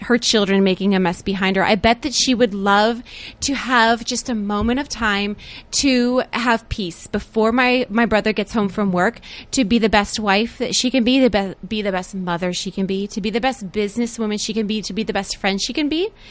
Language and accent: English; Akron, Ohio, United States; we are from Akron, Ohio.